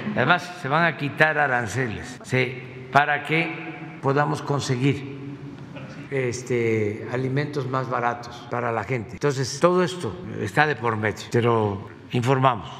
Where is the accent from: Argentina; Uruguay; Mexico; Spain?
Mexico; Tepetitán, Tabasco; moved away; como se decía antes en Tepetán, mi pueblo